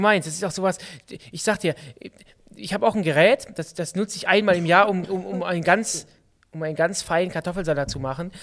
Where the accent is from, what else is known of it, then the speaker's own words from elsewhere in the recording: Düsseldorf, North Rhine-Westphalia, Germany; bei uns in Düsseldorf